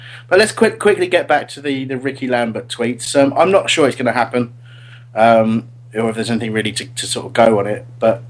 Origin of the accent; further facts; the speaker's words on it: Australia; That's me being Australian.